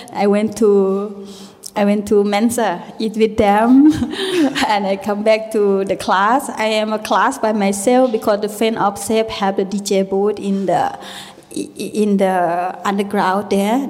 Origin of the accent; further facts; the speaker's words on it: Thailand; English is a second language; moved away; also born or lived in Berlin; the way how I grow up, you know, live with a uh, little small village in Thailand.